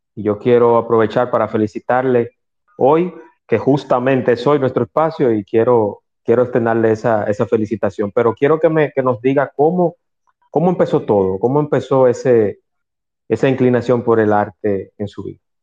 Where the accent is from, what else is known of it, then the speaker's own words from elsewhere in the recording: Dominican Republic; en mi país